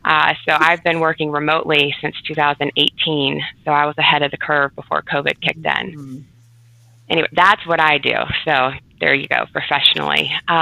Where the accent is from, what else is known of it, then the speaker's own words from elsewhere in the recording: Atlanta, Georgia, United States; I'm actually an Atlanta native, born and raised here, and I still have family here. Most of my family is here.